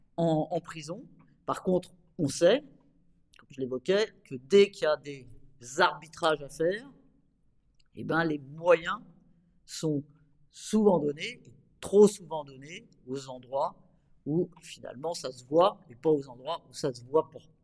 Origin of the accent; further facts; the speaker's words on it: Normandy, France; J'étais euh, sur une liste municipale dans ma ville, à Rouen, parce que moi je viens de Normandie